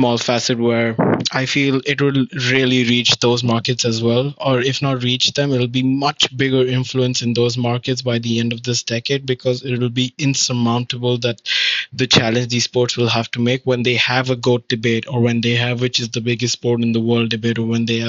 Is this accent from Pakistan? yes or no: no; India; being Indian